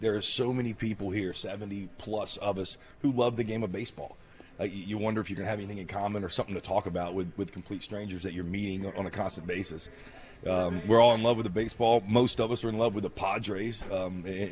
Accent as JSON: {"language": "English", "town": "Mobile", "region": "Alabama", "country": "United States", "tie": "born or raised there", "said": "Mobile, Alabama, my hometown"}